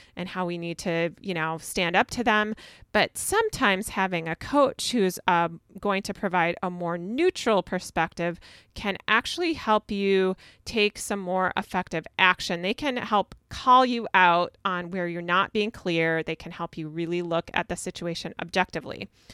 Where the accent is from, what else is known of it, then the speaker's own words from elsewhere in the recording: Minnesota, United States; I'm from Minnesota